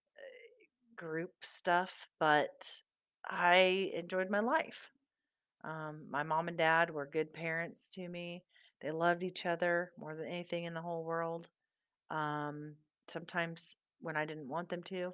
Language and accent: English; Southeast Iowa, United States; born and raised in Southeast Iowa